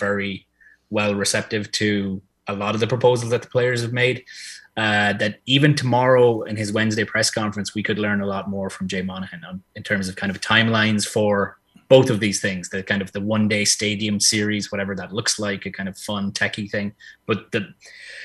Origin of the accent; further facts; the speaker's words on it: Ireland; I'm Irish born and bred